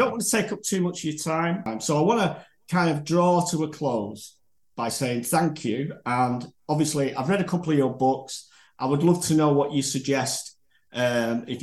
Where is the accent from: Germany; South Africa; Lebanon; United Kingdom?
United Kingdom; Manchester, North West England; moved away as an adult; now in Normandy, France; Oh, I'm from the north of England, Manchester